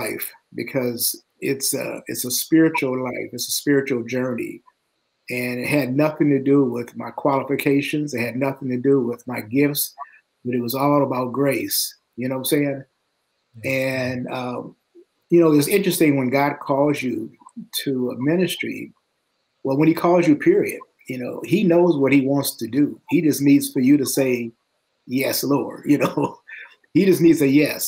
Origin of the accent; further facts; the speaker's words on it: Detroit, Michigan, United States; moved away as an adult; now in Nashville, United States; I was raised in Detroit, Michigan, went to high school there